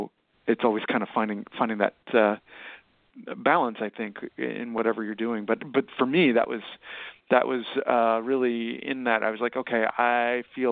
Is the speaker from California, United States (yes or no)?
no; High Point, North Carolina, United States; now in Brooklyn, United States; my hometown, High Point, North Carolina